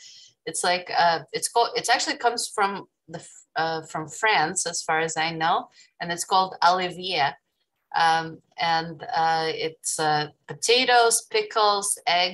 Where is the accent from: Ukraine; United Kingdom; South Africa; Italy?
Ukraine; now in New York, United States; I'm from New York. I was born in Ukraine